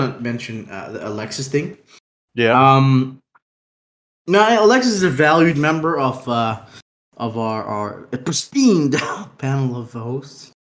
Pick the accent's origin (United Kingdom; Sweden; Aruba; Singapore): Aruba; we come from Aruba